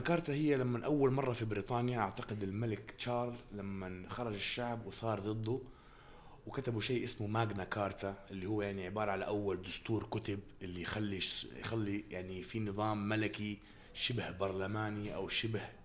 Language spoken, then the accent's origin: Arabic; Jeddah, Makkah Province, Saudi Arabia; moved away; من مواليد جده